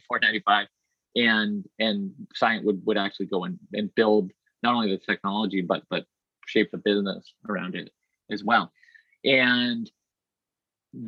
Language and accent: English; Burlington, Massachusetts, United States; also born or lived in Boston / Woburn; I was born in Boston and grew up in first Woburn and then Burlington